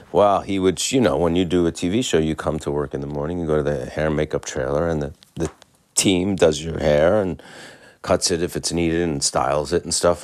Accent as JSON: {"language": "English", "region": "New York", "country": "United States", "said": "As a New Yorker"}